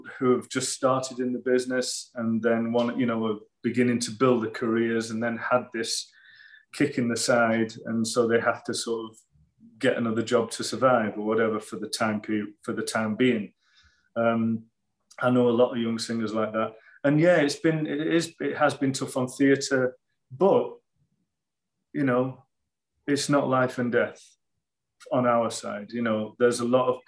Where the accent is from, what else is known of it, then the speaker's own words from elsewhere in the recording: England, United Kingdom; moved away as an adult; now in United States; I miss England every day. I really do. I love my home country